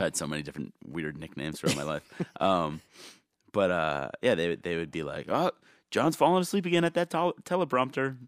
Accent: New Jersey, United States; also born or lived in Yonkers, New York; I grew up in Jersey

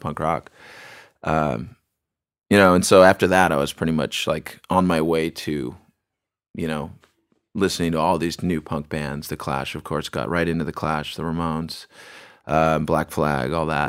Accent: Bremerton, Washington, United States; I was born in Bremerton

